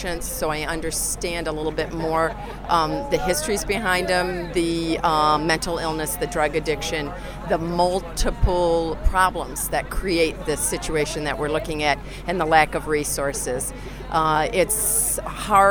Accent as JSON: {"language": "English", "town": "Grand Rapids", "region": "Michigan", "country": "United States", "tie": "born or raised there", "moved": "yes", "lives_now": "San Francisco, United States", "said": "when I was being raised here"}